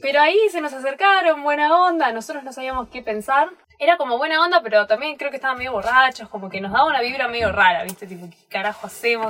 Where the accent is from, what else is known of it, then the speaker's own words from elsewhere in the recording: Buenos Aires, Argentina; moved away; yo soy de Buenos Aires, voy caminando por Buenos Aires, sé dónde no meterme